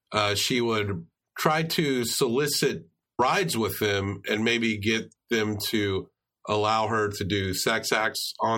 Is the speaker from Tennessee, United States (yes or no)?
yes; Tennessee, United States; We're from Tennessee